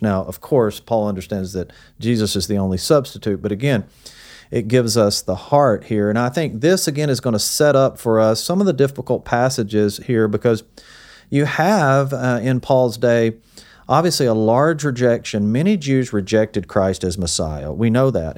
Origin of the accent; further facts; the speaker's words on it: the South, United States; also born or lived in Hendersonville; to come back to my hometown and serve here